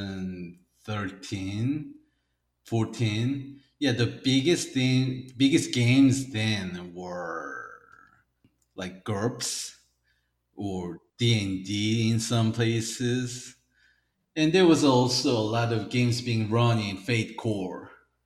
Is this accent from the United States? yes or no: yes; United States; moved away as an adult; now in South Korea; I grew up in the States